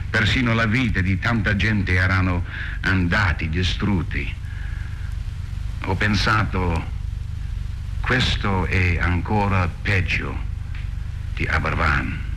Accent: Wales, United Kingdom; Italian is a second language; Io sono del Galles, è il piccolo paese

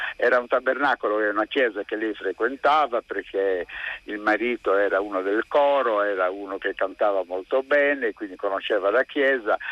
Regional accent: Sardinia, Italy; born or raised there

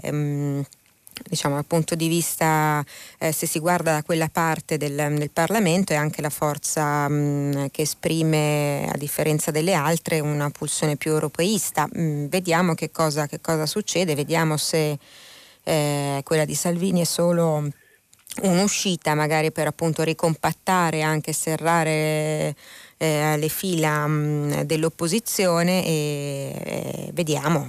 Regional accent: Milan, Lombardy, Italy; sono originaria di quella regione, visto che sono di Milano

